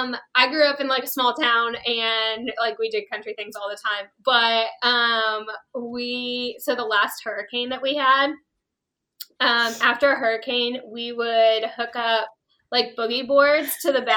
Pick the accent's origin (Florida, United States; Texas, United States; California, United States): Florida, United States; Plant City; moved away; the last hurricane we had was, I guess, when I was in Plant City was Irma.